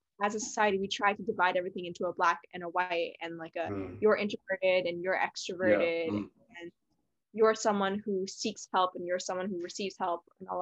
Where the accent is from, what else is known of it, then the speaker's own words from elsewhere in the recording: Canada; now in Shanghai, China; you also pronounced it Zed, you know, which I appreciate as a Canadian.